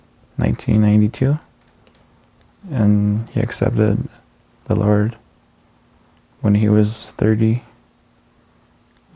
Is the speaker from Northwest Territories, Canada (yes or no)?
no; Moose Factory, Ontario, Canada; moved away as an adult; now in Sudbury, Canada; I'm from Moose Factory, Ontario. I was born and raised in Moose Factory.